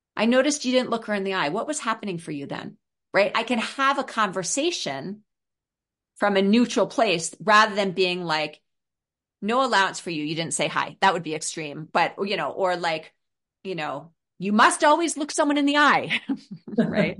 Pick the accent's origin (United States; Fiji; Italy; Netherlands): United States; New York City, New York; I grew up in New York City in Brooklyn